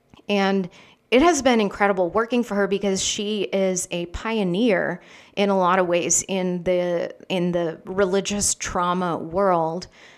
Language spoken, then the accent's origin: English; Philippines; moved away as an adult; I grew up in the Philippines with missionary parents, so spent my whole life there until I was 18